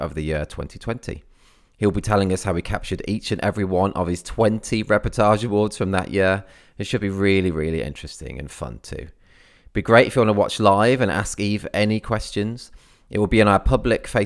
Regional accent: the Midlands, England, United Kingdom; now in Cornwall, United Kingdom; I'm originally from the Midlands in England

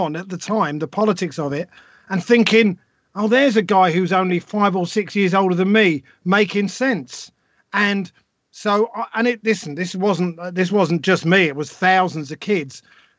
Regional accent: Harlesden, London, United Kingdom; And I guess I grew up in Northwest London in Harlesden, which was quite a rough place.

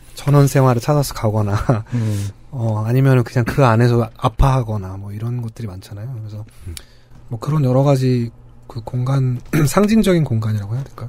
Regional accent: Seoul, South Korea; 저희가 나고 자란 도시이기도 하지만

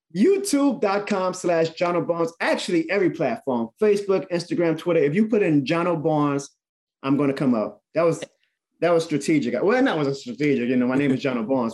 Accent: New Orleans, Louisiana, United States; New Orleans. That's my hometown.

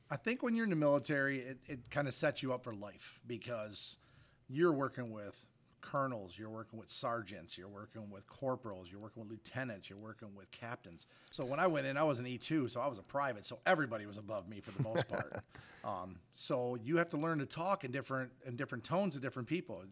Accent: Fruitport, Michigan, United States; currently live in the district. Also graduated from the district from 1987

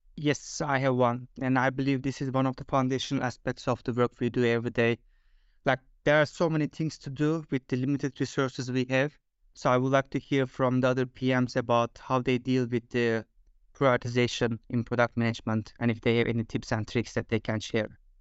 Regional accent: Turkey; moved away as an adult; now in Denmark; I am originally from Turkey, but I have been living in Denmark for last fifteen years.

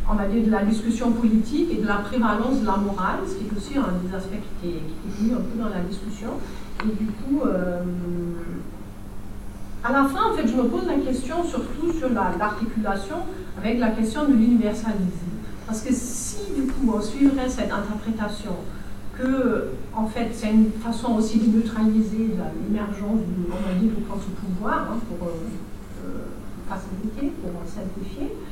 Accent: Brazil; moved away as an adult; now in France; du contexte du Brésil, là d'où je viens, enfin, je suis arrivée il n'y a pas très très longtemps

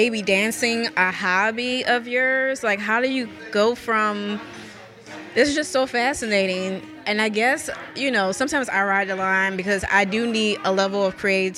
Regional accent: New Orleans, Louisiana, United States; now in Jackson, United States; I'm originally from New Orleans

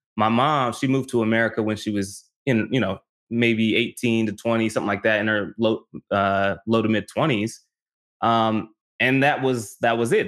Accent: North Las Vegas, Nevada, United States; moved away as an adult; also born or lived in California; I grew up in North Las Vegas

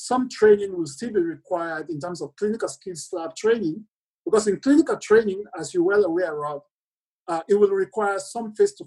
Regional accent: Lungi, Sierra Leone; moved away as an adult; also born or lived in United Kingdom; I grew up in Sierra Leone on the coastline in Lunga, where the international airport is

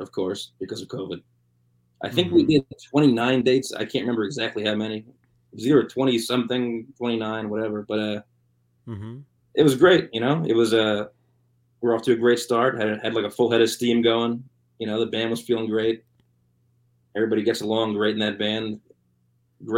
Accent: New Jersey, United States; I'm from New Jersey.

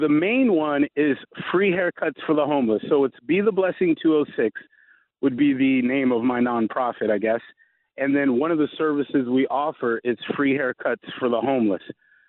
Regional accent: the South, United States; I'm from the South, so I've always had a pretty good work ethic.

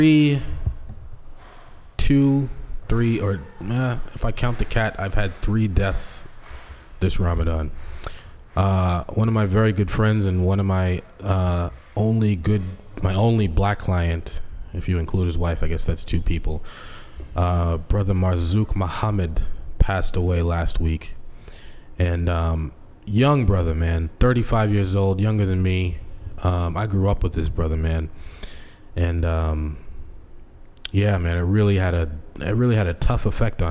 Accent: Boston, Massachusetts, United States; moved away as an adult; also born or lived in Seattle; when I came back into Boston from Seattle

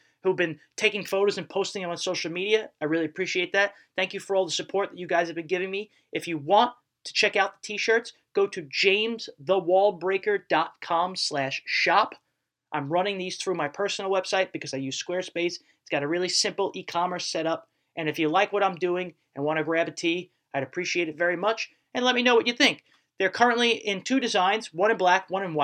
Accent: New York, United States; I grew up with strong Irish-American roots here in Brooklyn

